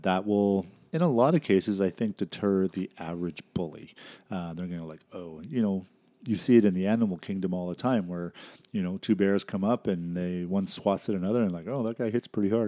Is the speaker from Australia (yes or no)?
no; Canada; also born or lived in Saskatchewan / Alberta / British Columbia; I'm born and raised in Canada, um, lived in Saskatchewan, Alberta, B C